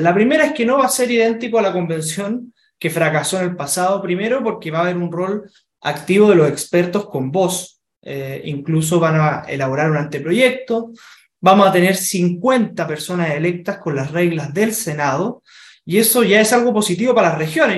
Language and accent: Spanish; Chile; todos somos chilenos